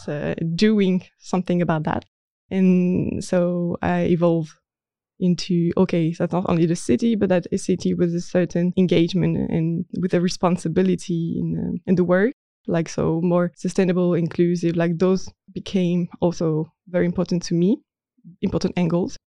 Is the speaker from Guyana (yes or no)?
no; Marseille, Provence-Alpes-Côte d'Azur, France; moved away as an adult; also born or lived in Nantes; now in Netherlands; I was born in Marseille, in the south of France